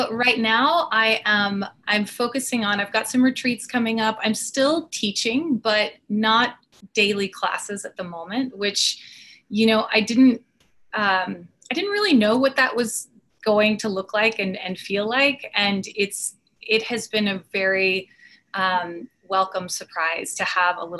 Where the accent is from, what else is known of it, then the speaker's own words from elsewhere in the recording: Austin, Texas, United States; moved away as an adult; now in Dallas, United States; I grew up in Austin, and I grew up going to the hike and bike trail